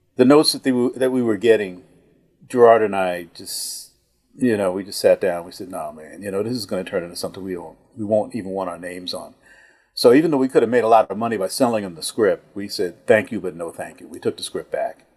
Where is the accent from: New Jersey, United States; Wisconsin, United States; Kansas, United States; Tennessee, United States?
New Jersey, United States; Newark; my growing up in Newark, New Jersey, uh, in the housing project in the fifties and the sixties.